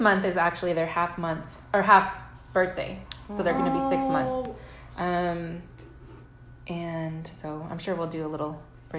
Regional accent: San Antonio, Texas, United States; I grew up in San Antonio

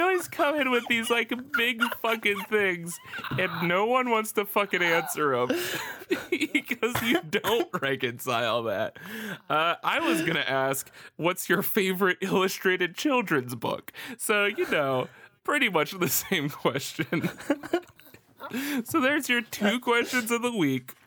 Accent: Florida, United States; I'm from Florida

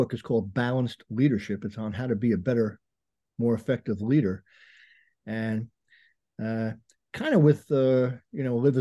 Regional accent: Bergen County, New Jersey, United States; Grew up in Bergen County, New Jersey

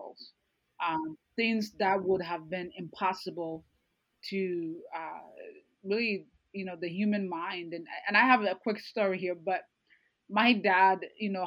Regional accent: Ghana; moved away; I grew up in Ghana part of my life

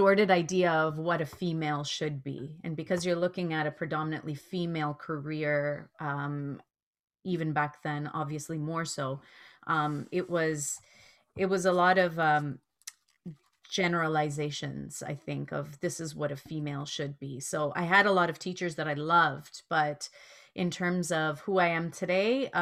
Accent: Toronto, Ontario, Canada; Never had a teacher that wasn't white growing up in Rexdale

